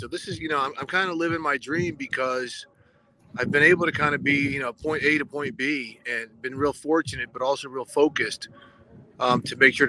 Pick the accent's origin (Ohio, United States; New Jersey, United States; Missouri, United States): Missouri, United States; outside of St. Louis; I grew up outside of St. Louis